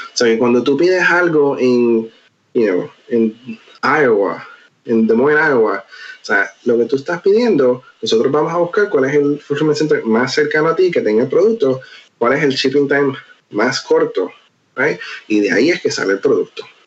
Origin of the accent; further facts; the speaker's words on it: Puerto Rico; moved away as an adult; also born or lived in Nashville; now in Seattle, United States; mi comunidad siempre será Puerto Rico, porque es de donde crecí y donde nací.